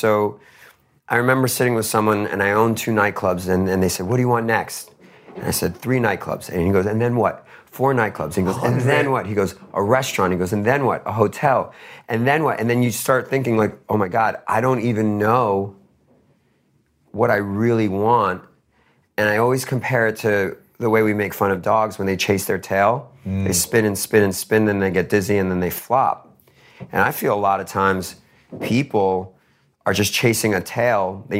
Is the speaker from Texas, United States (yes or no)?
no; Queens, New York, United States; I put 50K into a basketball foundation in the town I grew up in Queens.